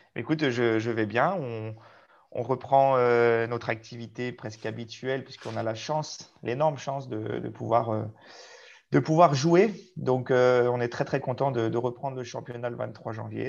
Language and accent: French; Albertville, Auvergne-Rhône-Alpes, France; moved away as an adult; also born or lived in Chambéry / Clermont-Ferrand / Mios / Saintes; now in Saint-Junien, France; je suis né euh, à Albertville, en Savoie